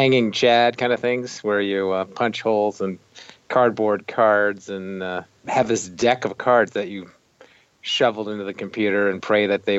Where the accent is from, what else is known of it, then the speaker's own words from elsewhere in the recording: San Jose, California, United States; moved away as an adult; also born or lived in Chicago; where I grew up in San Jose, California